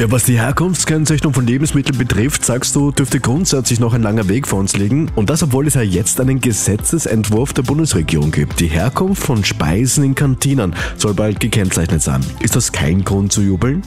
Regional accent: Austria; Bei uns in Österreich

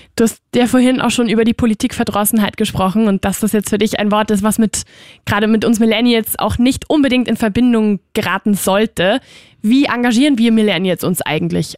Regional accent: Spain; moved away; ich bin halt aus Spanien

